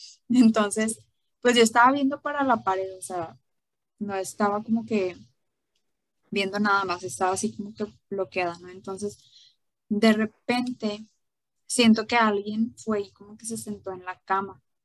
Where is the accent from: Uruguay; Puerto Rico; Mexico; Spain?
Mexico; esa es una de las tradiciones que, tenemos aquí en México